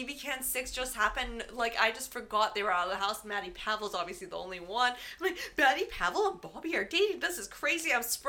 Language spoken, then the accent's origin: English; Vancouver, British Columbia, Canada; I started in Vancouver, and I'm like, from Vancouver, I knew everyone on there.